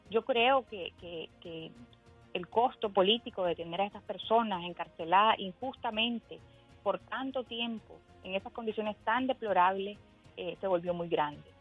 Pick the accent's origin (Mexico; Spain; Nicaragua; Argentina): Nicaragua; moved away as an adult; now in United States; la esperanza que tenemos como nicaragüenses es que esta crisis sociopolítica se resuelva ya que los nicaragüenses merecemos vivir en paz, con justicia y libertad.